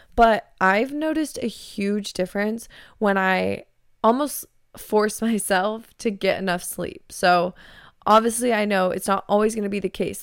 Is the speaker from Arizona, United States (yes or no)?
yes; Arizona, United States; now in California, United States; growing up in Arizona